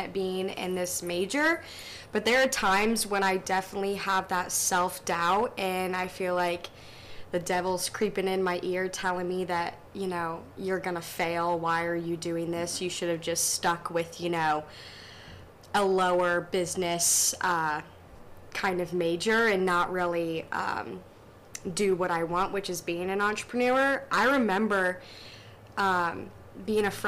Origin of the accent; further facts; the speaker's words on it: Fishers, Indiana, United States; opening a breakfast cafe in Fishers, Indiana, where I grew up.